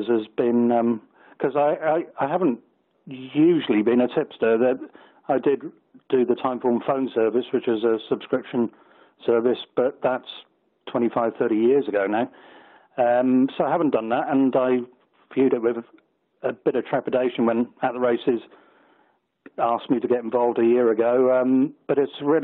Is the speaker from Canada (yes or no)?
no; United Kingdom; I'm British-based, always have been